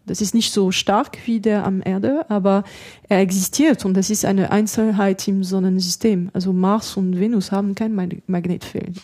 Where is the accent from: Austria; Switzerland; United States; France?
France; accent: French; German is a second language; moved away as an adult; also born or lived in Germany; now in Darmstadt, Germany; Ich bin ja Französin, man hört